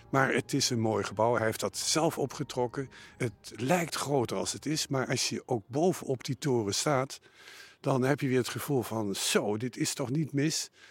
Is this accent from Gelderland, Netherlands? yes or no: yes; Nijmegen, Gelderland, Netherlands; also born or lived in Zutphen; now in Belgium; Geboren in Zutphen, opgegroeid in Nijmegen en sinds 1983 wonende in België. Net over de grens bij Maastricht.